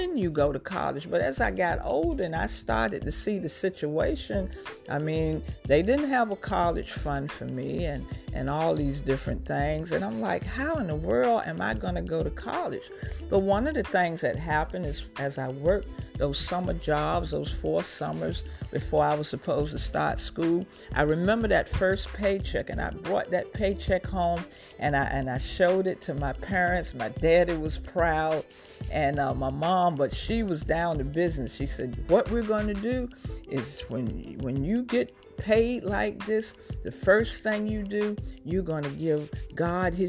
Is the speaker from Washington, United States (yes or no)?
no; Portsmouth, Virginia, United States; I grew up in Portsmouth, Virginia, and I was an honor student